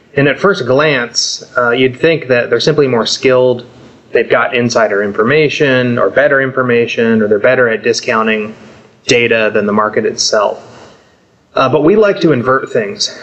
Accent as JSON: {"language": "English", "region": "Southern California", "country": "United States", "tie": "born or raised there", "said": "I grew up surfing in Southern California"}